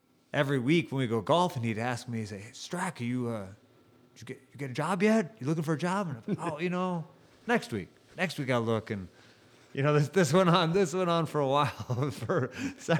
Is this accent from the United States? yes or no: yes; Woodstock, Illinois, United States; moved away; also born or lived in Utah; I'm originally from just outside of Chicago, Woodstock, Illinois. Grew up there